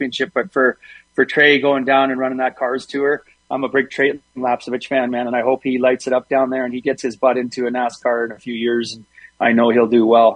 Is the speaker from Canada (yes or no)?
yes; Canada